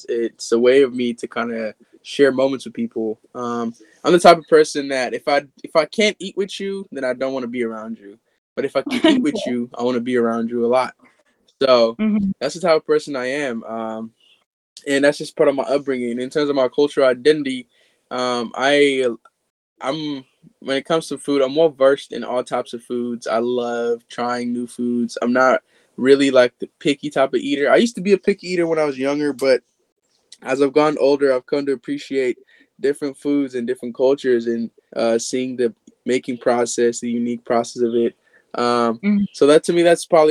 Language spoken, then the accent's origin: English; Kenya; I'm Kenyan, so my Kenyan food culture is very strong upon me